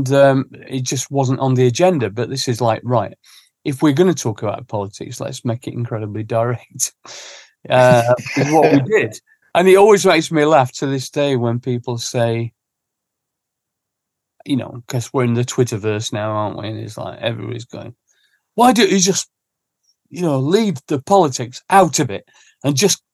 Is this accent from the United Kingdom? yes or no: yes; Sheffield, Yorkshire and the Humber, United Kingdom; now in London, United Kingdom; growing up in Sheffield